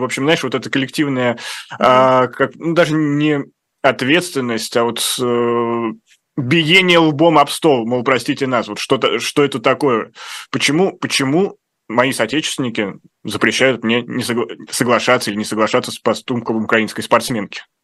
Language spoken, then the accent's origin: Russian; Russia; я из России